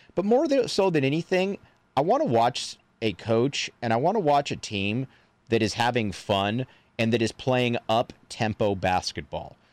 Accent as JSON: {"language": "English", "town": "Crete", "region": "Nebraska", "country": "United States", "said": "we're both from Crete, Nebraska"}